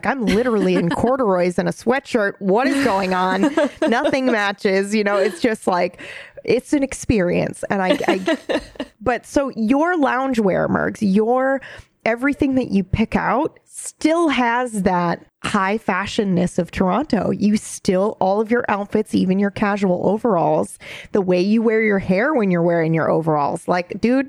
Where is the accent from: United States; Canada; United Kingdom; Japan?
Japan; But I think mine stems from a very, you know, growing up in Japan, they did have a very simple, but everything was like high quality.